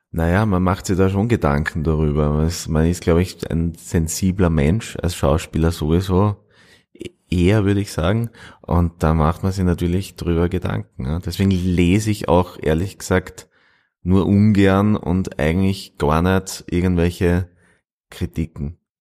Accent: Styria, Austria; moved away; also born or lived in Linz / Vienna; ich bin aufgewachsen in der Steiermark

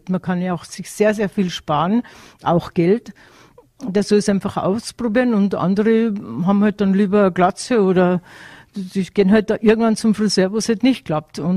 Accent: Tyrol, Austria; weil ich bin mit dem Wissen aufgewachsen in Tirol

